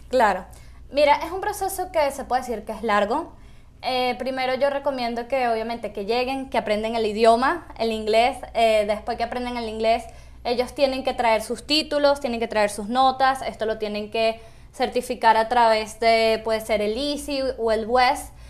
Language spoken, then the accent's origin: Spanish; Caracas, Capital District, Venezuela; moved away as an adult; now in Utah, United States; yo soy de Caracas, Venezuela